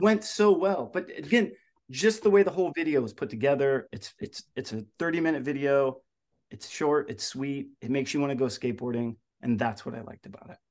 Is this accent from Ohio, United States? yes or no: yes; Ohio, United States; where I grew up in Ohio